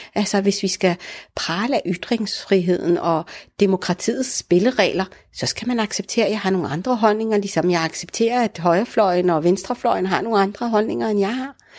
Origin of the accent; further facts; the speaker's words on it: Denmark; also born or lived in Morocco; Jeg er jo både dansk, når jeg åbner munden og taler, og i og med, at jeg har været her hele mit liv